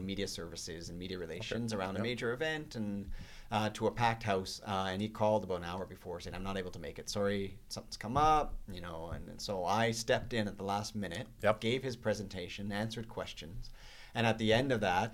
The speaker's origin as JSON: {"language": "English", "town": "St. Albert", "region": "Alberta", "country": "Canada", "tie": "born or raised there", "said": "I grew up in St. Albert, elementary, junior high, high school"}